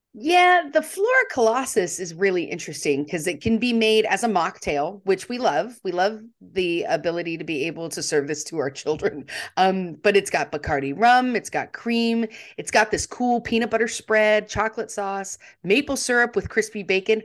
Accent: United States; we're Americans

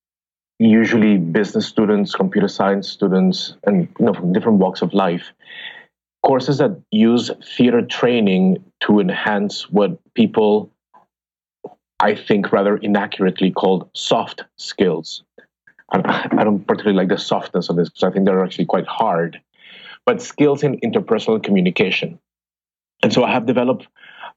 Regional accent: Bogota, Colombia; English is a second language; moved away as an adult; now in United States; I trained as an actor in Colombia. I'm from Bogota, Colombia

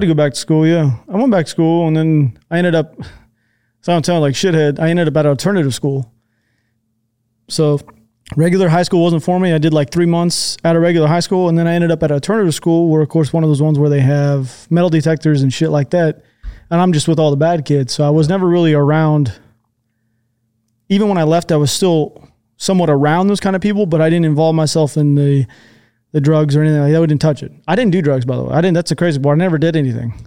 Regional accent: just south of Seattle, Washington, United States; also born or lived in Texas; Born in Texas. I kinda, quote unquote, grew up in just south of Seattle. I lived there for, like, fourteen years

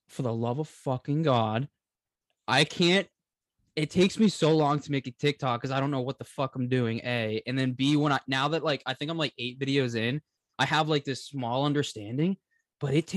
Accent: Boston, Massachusetts, United States; I've lived in Boston or Massachusetts my whole life

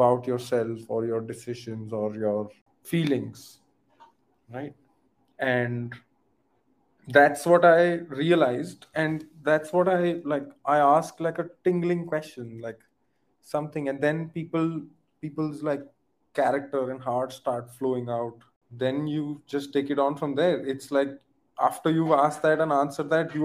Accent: India; I'm from India.

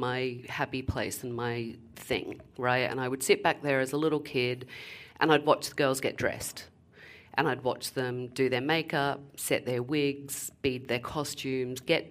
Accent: Gold Coast, Queensland, Australia; also born or lived in London, United Kingdom; now in New Jersey, United States; I am from Surfers Paradise, which is on the Gold Coast in Australia.

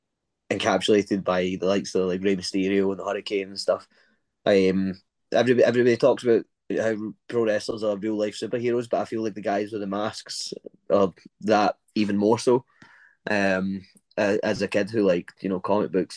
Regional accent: Glasgow, Scotland, United Kingdom; I'm from Glasgow, Scotland

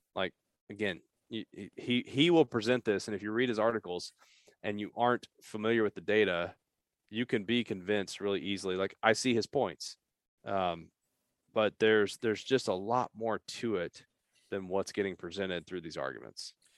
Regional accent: Eastern Kentucky, United States; moved away as an adult; also born or lived in Appalachia / Lexington, Kentucky; now in Louisville, United States; I grew up in Eastern Kentucky

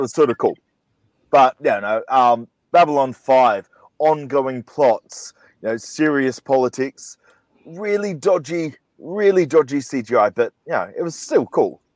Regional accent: Australia; I'm from Australia

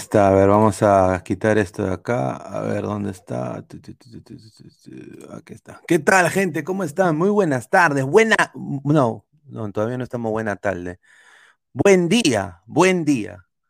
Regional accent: Peru; now in Florida, United States; Yo soy peruano, pero obviamente yo he vivido más de la mitad de mi vida en este país

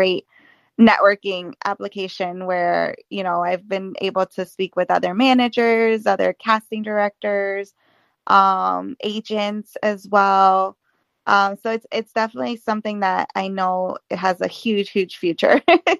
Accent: New Jersey, United States; also born or lived in Salem, Massachusetts; I'm a Jersey girl, so I was born and raised in Jersey.

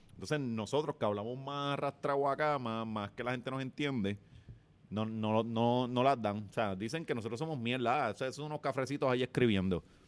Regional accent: Ponce, Puerto Rico; paso por el barrio de mi abuela, donde yo, yo crecí, en Bélgica, en la 6, la, calle de Héctor Lavoe

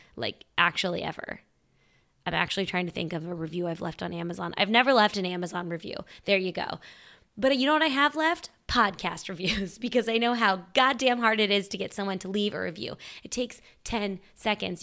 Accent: Midwest, United States; I'm also from the Midwest

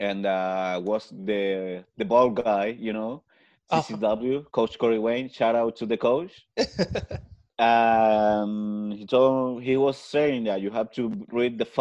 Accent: Chile; first language Spanish; English is a second language; I live in Chile, born and raised. My first language is Spanish, so pardon if I have an accent

